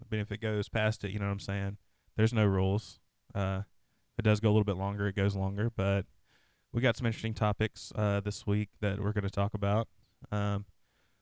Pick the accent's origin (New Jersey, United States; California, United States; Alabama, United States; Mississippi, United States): Alabama, United States; now in Atlanta, United States; Tiff and I are from Alabama